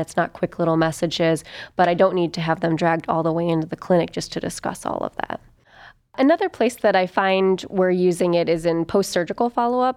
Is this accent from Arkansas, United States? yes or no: no; Toledo, Ohio, United States; also born or lived in Wooster, Ohio / Athens, Ohio / Chicago, Illinois / Cleveland, Ohio; I'm from Ohio originally, from Toledo